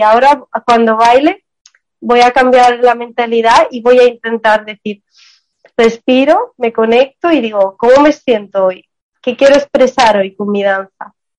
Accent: Armenia; yo soy también de Armenia, soy del Medio Oriente

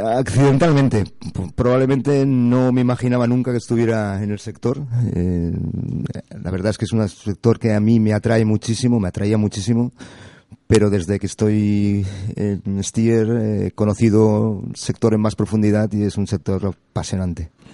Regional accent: Barcelona, Catalonia, Spain; moved away as an adult; now in Las Palmas, Spain; Yo soy de Barcelona y tengo un puerto fantástico

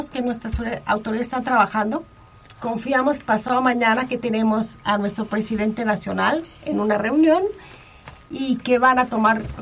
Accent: Acapulco, Guerrero, Mexico; Yo, por ejemplo, que soy de Acapulco

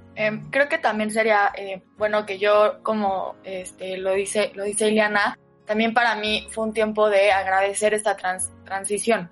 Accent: Oaxaca, Mexico; moved away as an adult; yo soy de Oaxaca, estudié la prepa en Oaxaca

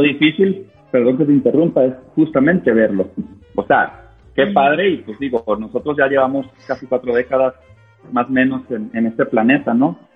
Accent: Sinaloa, Mexico; moved away; yo soy de Sinaloa

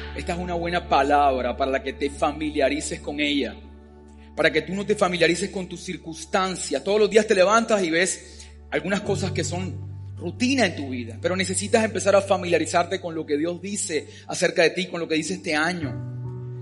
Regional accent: Colombia; yo nací por accidente en Colombia

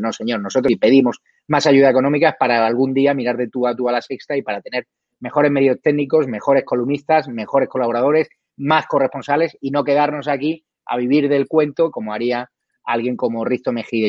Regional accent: Spain; Nosotros tenemos el derecho como españoles

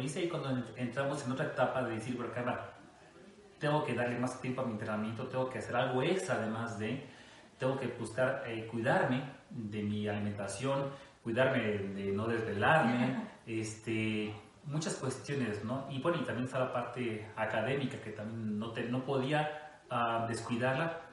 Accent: Costa Rica, Veracruz, Mexico; moved away; Yo soy eh, oriundo de Costa Rica, Veracruz, una pequeña ciudad allá en el norte de Veracruz

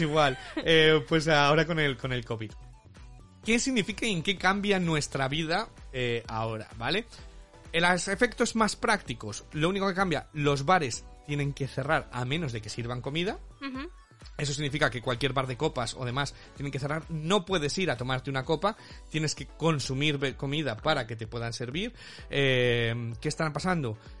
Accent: Spain; now in United Kingdom

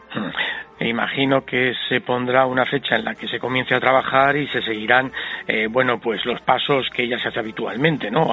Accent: Spain; gente como somos los españoles

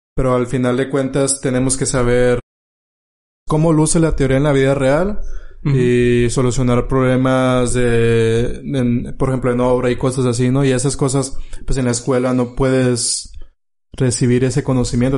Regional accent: Mexico; tú sabes que como mexicano

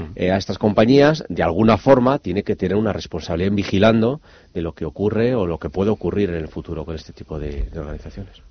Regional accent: Avilés, Asturias, Spain; como buen avilesino asturiano

